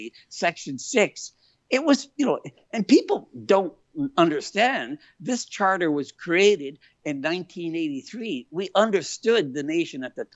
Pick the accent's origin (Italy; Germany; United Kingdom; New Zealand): Italy; now in Canada; I was born in Italy